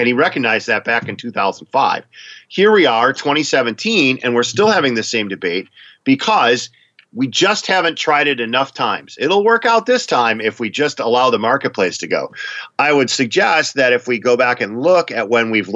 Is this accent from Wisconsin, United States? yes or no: yes; Wisconsin, United States; now in Minnesota, United States; I'm from Wisconsin. I live in Minnesota now.